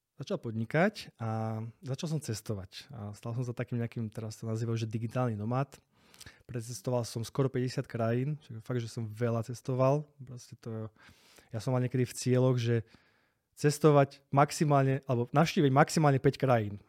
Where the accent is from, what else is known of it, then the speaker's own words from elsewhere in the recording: Slovakia; also born or lived in Spain / Prague; now in Bratislava, Slovakia; tam tí Španieli mne nie sú proste takí blízki, ako sú my Slováci